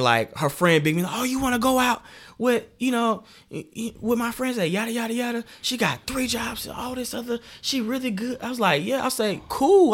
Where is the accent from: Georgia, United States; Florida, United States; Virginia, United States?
Georgia, United States; Decatur; also born or lived in Atlanta, Georgia / Lithonia, Georgia / New York, New York; now in Macon, United States; I was raised in Decatur